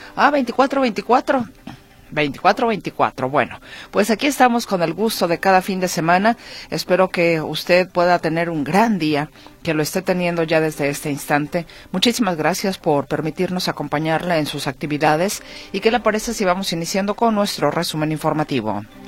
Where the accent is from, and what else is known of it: Mexico